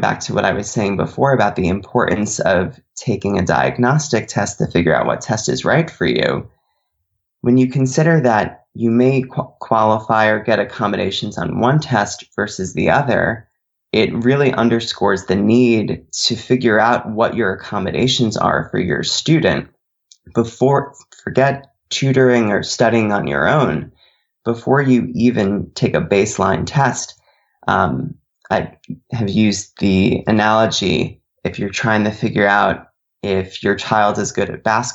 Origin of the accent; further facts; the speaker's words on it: Connecticut, United States; I grew up in Connecticut